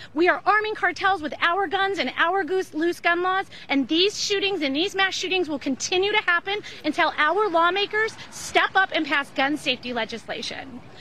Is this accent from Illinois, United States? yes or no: yes; Highland Park, Illinois, United States; I'm from Highland Park